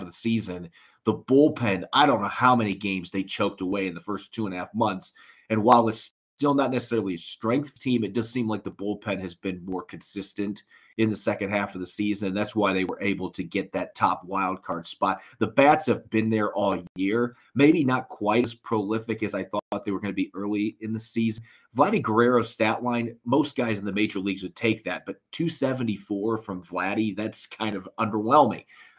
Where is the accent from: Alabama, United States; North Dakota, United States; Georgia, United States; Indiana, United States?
Indiana, United States; Northern; moved away; Well, I'm from Northern Indiana